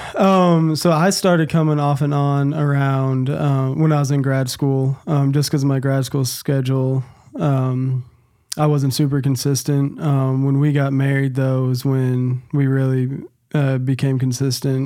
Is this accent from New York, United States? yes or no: no; Nashville, Tennessee, United States; moved away as an adult; now in Nacogdoches, United States; I was born and raised in Nashville, Tennessee.